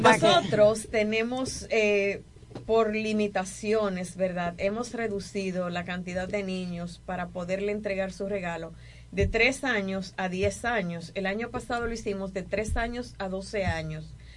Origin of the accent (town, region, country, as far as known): Dominican Republic